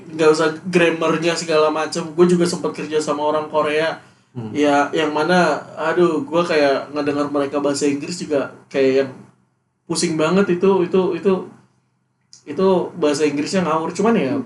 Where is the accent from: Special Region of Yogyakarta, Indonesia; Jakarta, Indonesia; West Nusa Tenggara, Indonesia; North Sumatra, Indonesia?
West Nusa Tenggara, Indonesia; moved away; gua kan Nusa Tenggara Barat